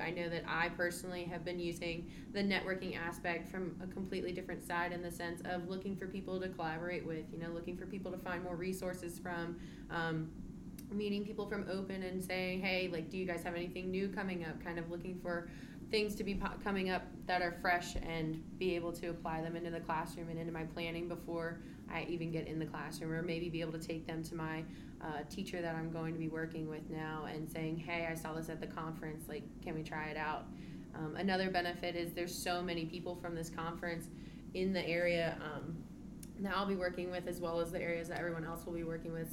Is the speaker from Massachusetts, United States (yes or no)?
no; Scottsville, Virginia, United States; I am from Scottsville, Virginia